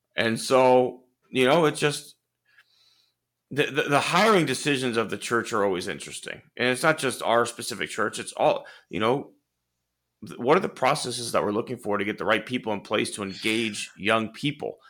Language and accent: English; Houston, Texas, United States; I grew up in Clear Lake, c, considered pretty middle class